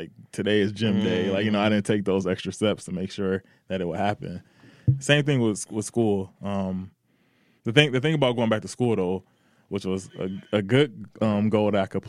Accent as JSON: {"language": "English", "town": "Detroit", "region": "Michigan", "country": "United States", "said": "We're from Detroit. It's the hustle capital. We're going to get this."}